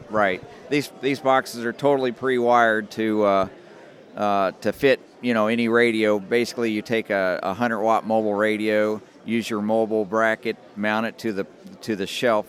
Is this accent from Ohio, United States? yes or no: yes; Dayton, Ohio, United States; we're from the Dayton area